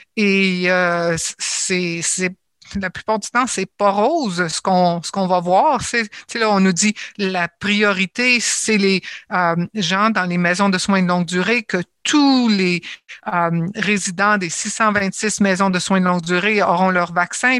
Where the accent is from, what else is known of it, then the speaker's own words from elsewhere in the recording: Ontario, Canada; je suis ontarienne et je suis canadienne également